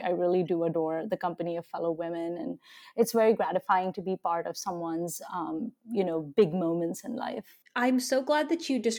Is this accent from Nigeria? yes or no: yes; Nigeria; also born or lived in India; now in United States; Yeah, um, so I'm Indian and I've lived on several continents. I actually grew up in Nigeria, West Africa, in a very sort of rural setting. Um, but I then lived in India and I've lived in the US for almost 20 years now.